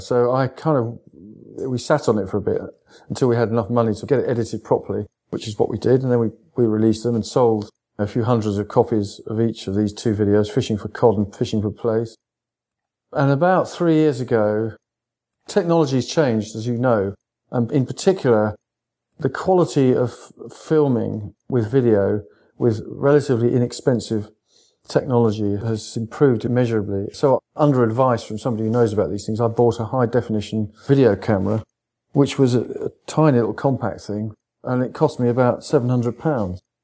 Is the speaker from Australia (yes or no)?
no; East Sussex, South East England, United Kingdom; I come from East Sussex